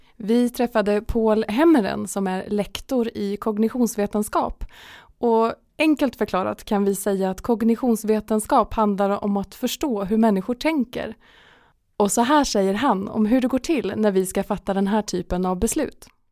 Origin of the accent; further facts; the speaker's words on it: Mariestad, Västra Götaland, Sweden; moved away as an adult; now in Skövde, Sweden; jag kommer från Mariestad tidigare